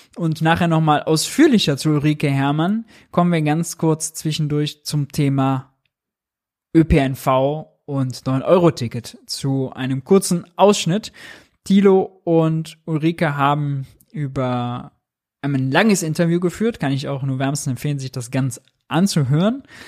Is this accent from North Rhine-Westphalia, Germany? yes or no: yes; Mönchengladbach, North Rhine-Westphalia, Germany; Ich komme aus München-Gladbach